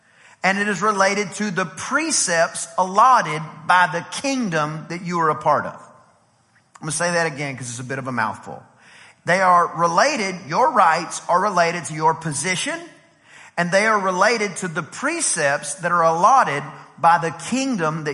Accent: United States; also born or lived in College Station, Texas; I'm American

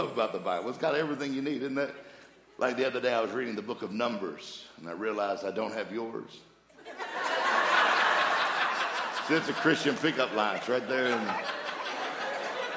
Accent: Mississippi, United States; I'm from Mississippi. Different. She's a northerner. I'm a southerner

